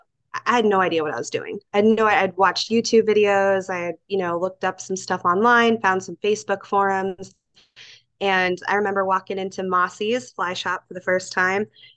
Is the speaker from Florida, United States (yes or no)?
no; Mount Vernon, Washington, United States; moved away as an adult; also born or lived in California; now in Eagle River, United States; I'm a transplant from Washington State. I grew up in Skagit Valley, Washington, Mount Vernon to be specific, and moved up here in 2019.